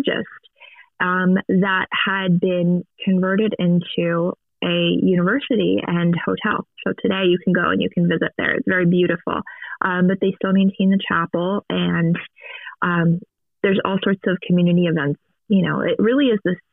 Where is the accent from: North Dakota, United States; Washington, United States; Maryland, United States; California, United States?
Maryland, United States; I was born and raised Catholic in a Catholic home, in a Catholic community and parish in Maryland. I grew up there